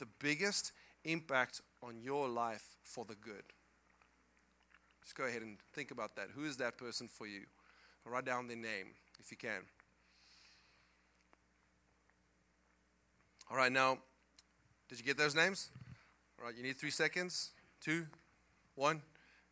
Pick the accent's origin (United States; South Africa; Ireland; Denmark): South Africa; English is a second language; moved away; I come from South Africa